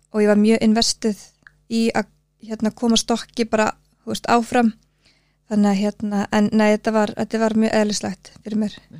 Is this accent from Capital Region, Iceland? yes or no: no; Suðureyri, Westfjords, Iceland; moved away; Ég er fætt árið 1984 og ég ólst upp á söðurir við Súndafjörð, litli sjáarþorpi.